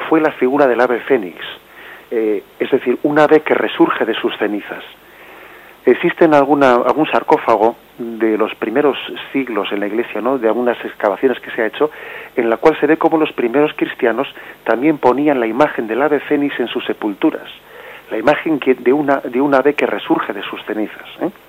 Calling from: Madrid, Community of Madrid, Spain; de Madrid.

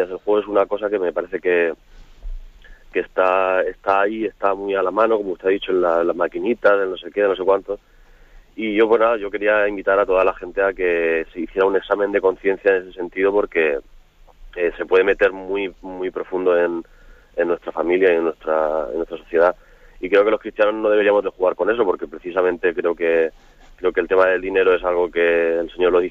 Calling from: Alicante, Valencian Community, Spain; Buenos días. Eh … de Alicante.

